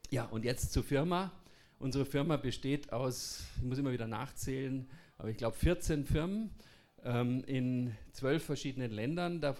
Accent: Bavaria, Germany; Jetzt muss ich mal anstrengen, Hochdeutsch zu reden, weil ich komme ja aus Bayern, aber ich kann Hochdeutsch reden.

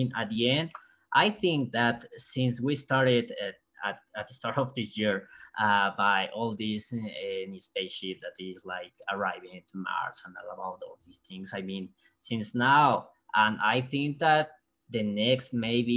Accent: Mexico; I'm from Mexico

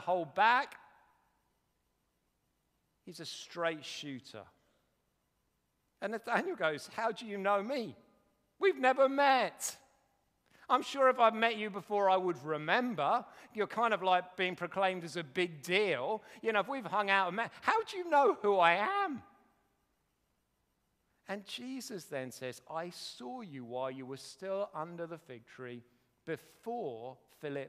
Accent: United Kingdom; We're very British

